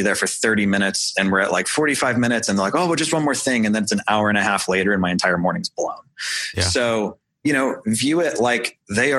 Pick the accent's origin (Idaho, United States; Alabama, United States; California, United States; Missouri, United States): Missouri, United States; St. Louis; now in Indianapolis, United States; I was from St. Louis